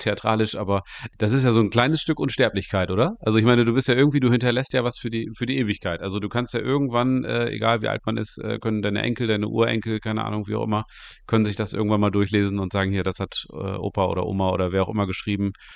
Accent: East Frisia, Lower Saxony, Germany; ich komme ja hier aus Ostfriesland

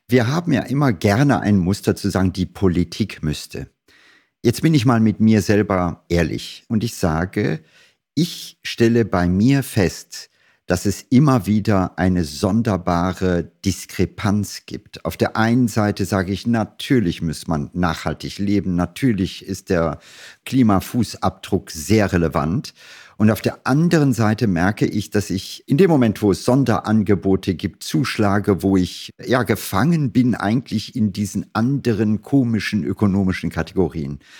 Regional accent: Germany; Es ist so, dass wir als Deutsche immer stolz sind und sagen, wir sind, keine Ahnung, Exportweltmeister.

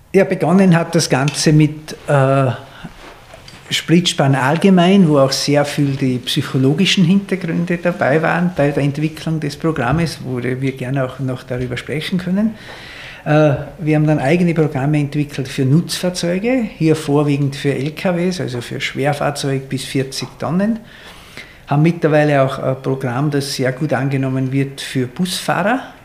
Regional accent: Austria; wie wir Österreicher sagen

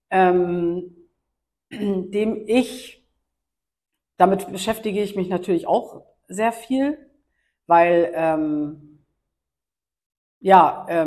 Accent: Schleswig-Holstein, Germany; ich bin in Schleswig-Holstein aufgewachsen

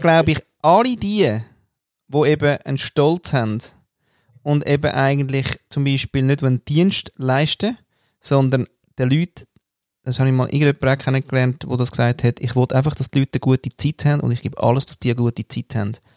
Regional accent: Austria; moved away; als Österreicher

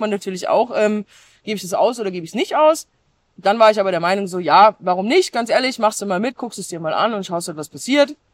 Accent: Germany; bei uns in Deutschland

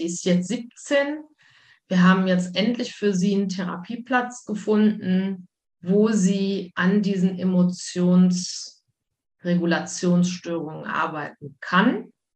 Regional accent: Wuppertal, North Rhine-Westphalia, Germany; moved away as an adult; also born or lived in Mallorca / Spain; now in Luxembourg; Also ich komme aus Wuppertal gebürtig.

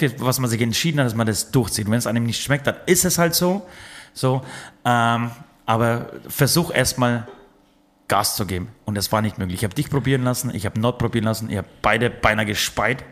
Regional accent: Poland; moved away; ich komme aus Polen

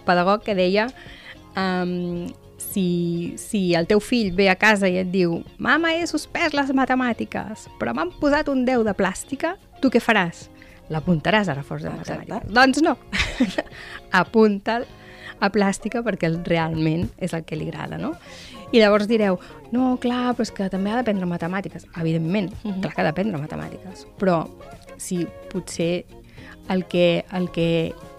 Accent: Manlleu, Catalonia, Spain; now in Tarragona, Spain; jo vinc de Manlleu

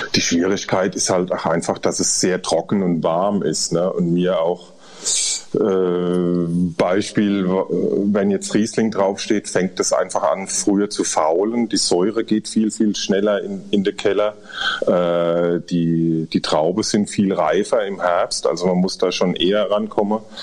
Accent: Rhineland-Palatinate, Germany; wir sind Pfälzer

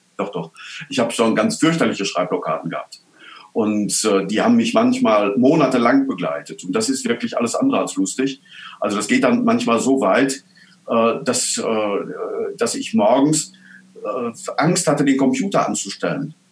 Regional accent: Altena, North Rhine-Westphalia, Germany; in Altena, in meiner Heimatstadt

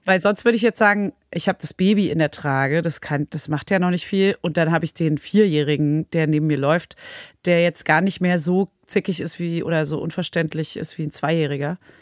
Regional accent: Berlin, Germany; now in Paris, France; ich als Berlinerin

